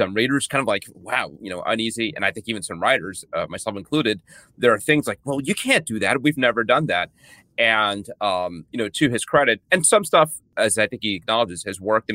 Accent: New York City, New York, United States; I grew up in the Bronx

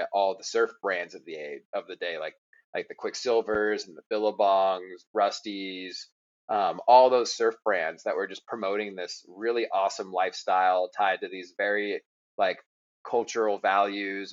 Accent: Murrieta, California, United States; I was born in California in a town called Murrieta, which is about an hour north of San Diego

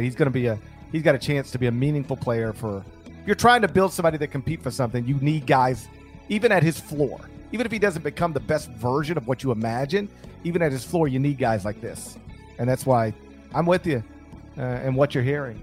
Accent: Memphis, Tennessee, United States; my hometown

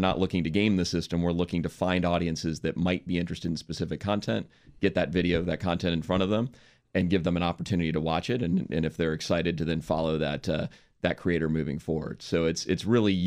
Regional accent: Washington, District of Columbia, United States; moved away as an adult; also born or lived in San Francisco / New York; I grew up in Washington, D.C.

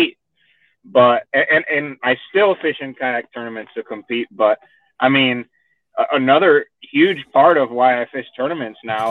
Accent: Miami, Florida, United States; moved away as an adult; also born or lived in San Juan, Puerto Rico / Fort Worth, Texas; now in Texas, United States; I was born in San Juan, Puerto Rico, and I grew up in Miami, Florida

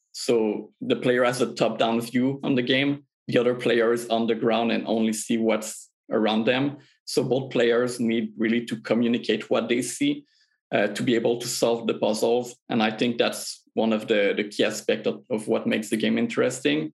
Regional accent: Quebec, Canada; we're all from Quebec in Canada

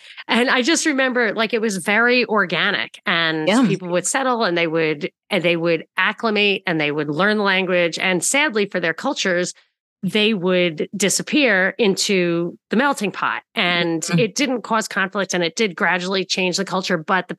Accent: Rockland County, New York, United States; I'm from Rockland County and my family's from Brooklyn

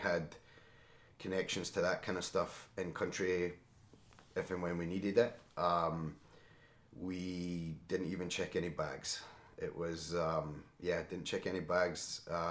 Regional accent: Scotland, United Kingdom; now in Chicago area, United States; I'm a naturalized citizen as well. I'm from Scotland, obviously.

